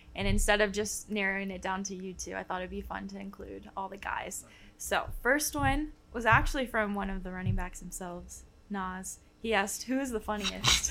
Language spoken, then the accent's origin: English; Dallas, Texas, United States; I'm from the Dallas area